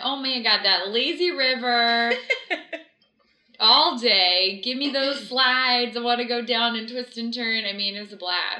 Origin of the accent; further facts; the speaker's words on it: Florida, United States; I grew up in Florida